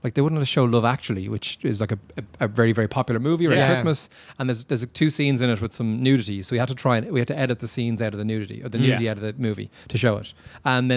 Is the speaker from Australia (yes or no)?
no; Dublin, Leinster, Ireland; moved away; Back in Ireland, in Dublin. Yeah, I'm from Dublin originally.